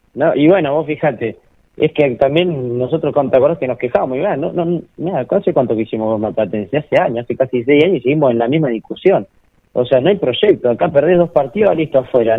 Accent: Argentina

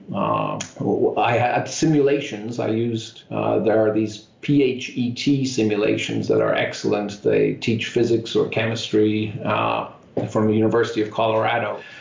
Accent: Dublin, Leinster, Ireland; now in Irvine, United States; I grew up in Dublin in Ireland

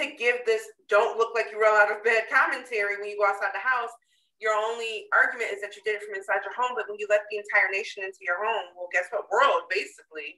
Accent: Connecticut, United States; I grew up in Connecticut

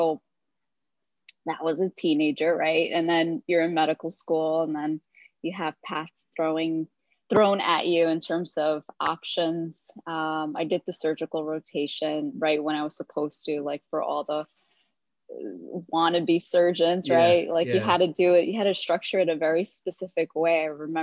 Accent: Hoboken, New Jersey, United States; I was born and raised in Hoboken, New Jersey

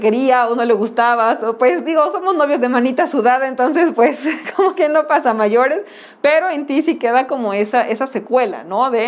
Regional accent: Mexico; Y pues como buenos mexicanos le hemos dado como el toque para no, no hablar acerca del tema como tal

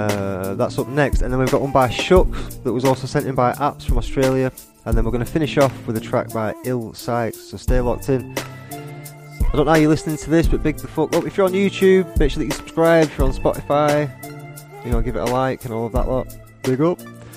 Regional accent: Blackburn, North West England, United Kingdom; I'm from Blackburn

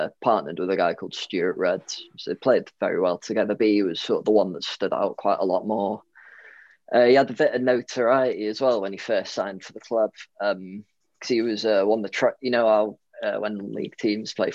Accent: Rhyl, Welsh, Wales, United Kingdom; also born or lived in Leeds; We're from Real, so our reputation precedes us

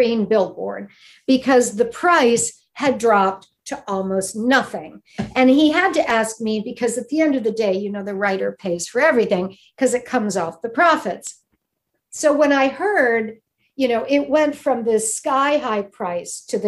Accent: Midwest, United States; moved away; also born or lived in Michigan / Cleveland; I'm from the Midwest.

